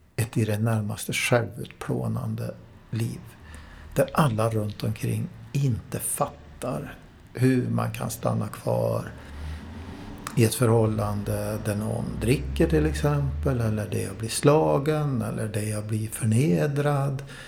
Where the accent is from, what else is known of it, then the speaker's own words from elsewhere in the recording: Värmland, Sweden; moved away; Jag är från Värmland från början